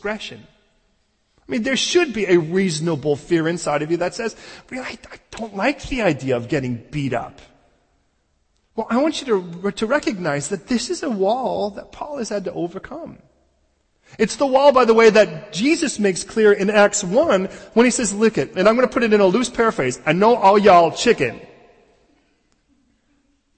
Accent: Chicago, Illinois, United States; growing up in Chicago

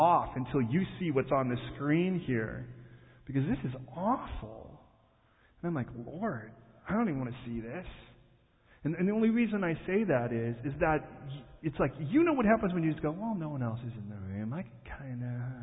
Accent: Chicago, Illinois, United States; Born and raised in Chicago

